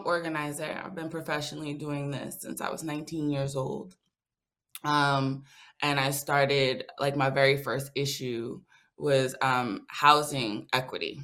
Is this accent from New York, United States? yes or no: yes; New York City, New York, United States; now in Atlanta, United States; Born and raised in the Bronx, currently resides in Atlanta, Georgia